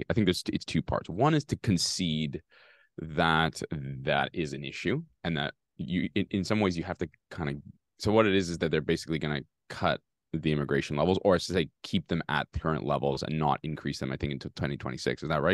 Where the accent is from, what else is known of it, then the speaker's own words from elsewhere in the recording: Canada; We always think about it from a Canadian perspective, and that's fine because we're Canadian, we live here.